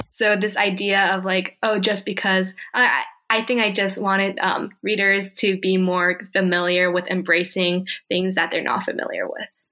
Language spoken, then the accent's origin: English; Bay Area, Northern California, United States; also born or lived in South Korea; I grew up in the Bay mm-hmm. Area